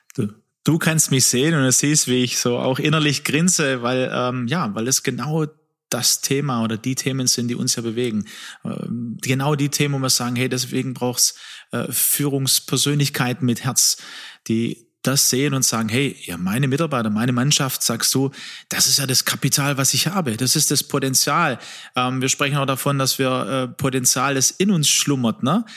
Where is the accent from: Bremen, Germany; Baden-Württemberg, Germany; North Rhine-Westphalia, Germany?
Baden-Württemberg, Germany; Swabia; ich bin ja aus Schwaben